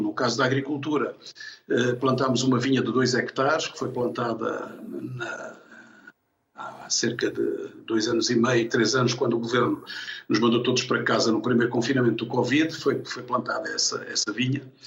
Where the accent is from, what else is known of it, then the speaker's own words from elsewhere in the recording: Angola; moved away as an adult; also born or lived in Tomar, Portugal; now in Lourinhã, Portugal; fui em miúdo, com dois anos, muito pequeno, com os meus pais para Angola. Uh, vivi em Angola até aos 18 anos e, portanto, tive a minha infância e a minha juventude em Angola